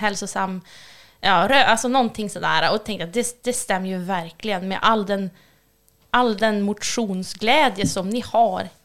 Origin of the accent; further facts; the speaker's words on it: Björna, Västernorrland County, Sweden; jag är uppvuxen i Björna